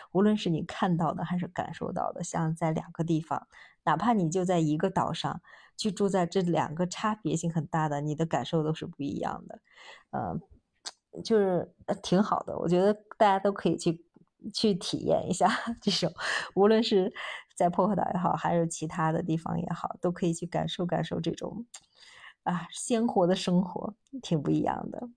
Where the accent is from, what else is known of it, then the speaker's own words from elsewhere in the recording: China; 我们中国人喜欢扎堆儿的地方